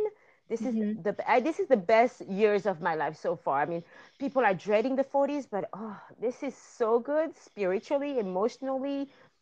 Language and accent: English; France; moved away as an adult; also born or lived in Madagascar / south of France / Brittany; now in Los Angeles, United States; I'm originally from Madagascar, but born and raised in France